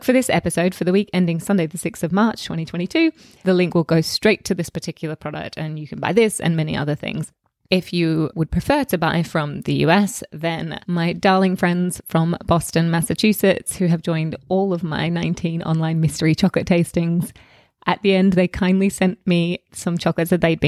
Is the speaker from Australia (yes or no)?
yes; Australia; now in London, United Kingdom; I grew up in Australia